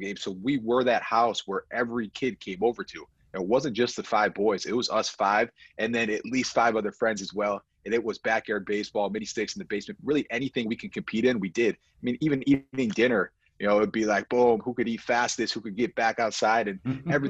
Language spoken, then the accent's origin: English; Buffalo, New York, United States; we're from Buffalo, New York